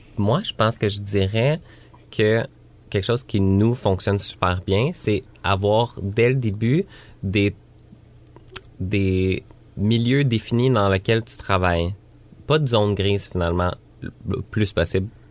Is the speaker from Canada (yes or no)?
yes; Granby, Quebec, Canada; moved away; j'ai grandi ici